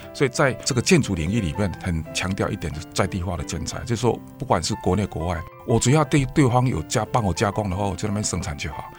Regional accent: Taiwan; 因为这是我们台湾人的花名

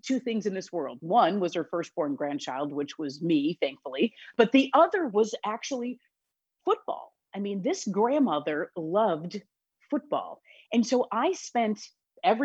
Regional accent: Wisconsin, United States; also born or lived in Illinois; now in Chicago area, Illinois, United States; I am born and raised in Wisconsin. And so the fact that I live in Illinois is just, it's by happenstance.

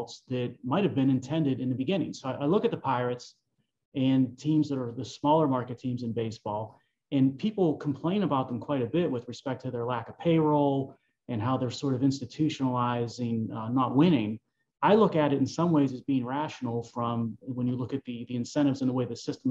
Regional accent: Pittsburgh, Pennsylvania, United States; I've been basically calling Pittsburgh home for my entire life

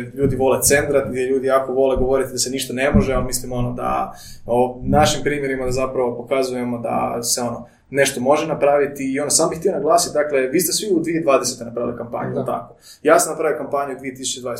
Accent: Croatia; rođeni smo ovdje u Hrvatskoj

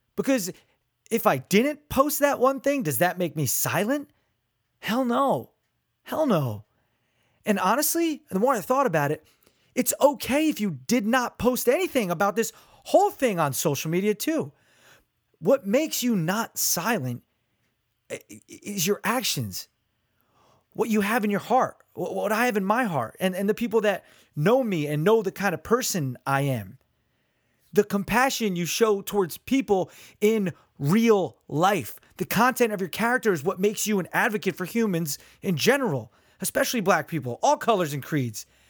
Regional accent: Neptune, New Jersey, United States; I grew up in Neptune, New Jersey

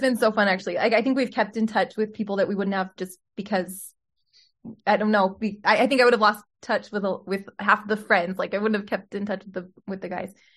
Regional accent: Utah, United States; also born or lived in Salt Lake City; I was born in Salt Lake City and mostly grew up in Utah

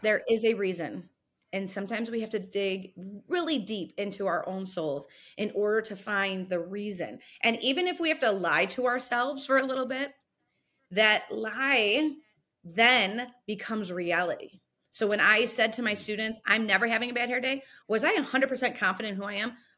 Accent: Sylvania, Ohio, United States; I grew up here in a little suburb called Sylvania

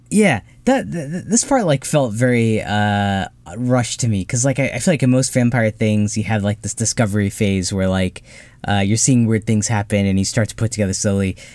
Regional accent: Ohio, United States; growing up in Ohio

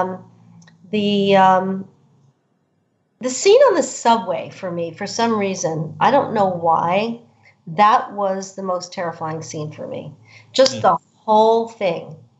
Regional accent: New York, United States; As a woman growing up in New York, you know, having a father as a cop

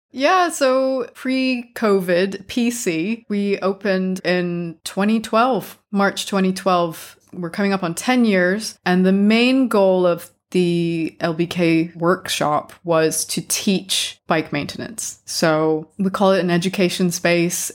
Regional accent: California, United States; moved away as an adult; also born or lived in Japan; now in London, United Kingdom; I'm originally from California

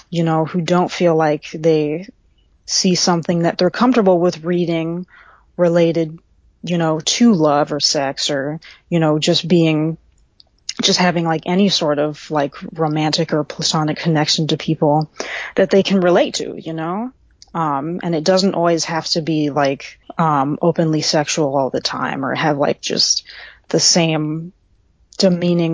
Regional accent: Central Texas, United States; I'm originally from Central Texas

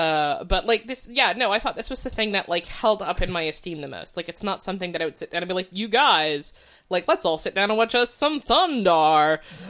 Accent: the South, United States; I grew up in the South.

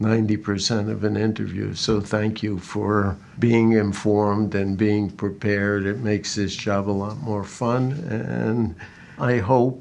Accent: New York City, New York, United States; moved away as an adult; also born or lived in Minnesota / Berkeley; I grew up in Brooklyn, New York

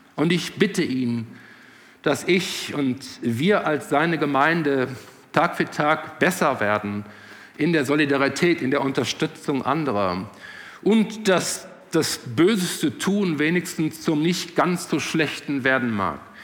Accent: Netherlands; moved away; Ich kann als ehemaliger Holländer sagen, ich war ja kein Deutscher, ich war Holländer

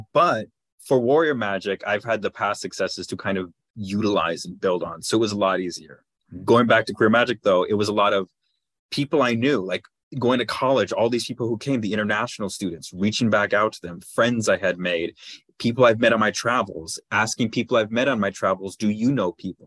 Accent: Los Angeles, California, United States; I grew up in Los Angeles

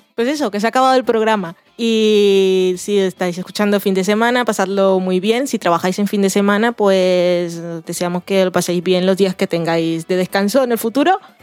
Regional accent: Colombian Caribbean coast, Colombia; yo soy costeña

